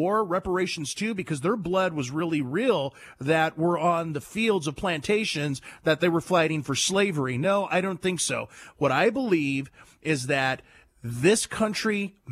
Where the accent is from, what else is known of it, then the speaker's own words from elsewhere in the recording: United States; I was born in America